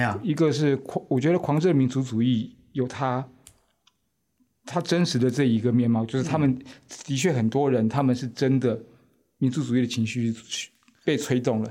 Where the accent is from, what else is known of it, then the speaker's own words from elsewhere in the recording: Taiwan; also born or lived in France; 我们台湾人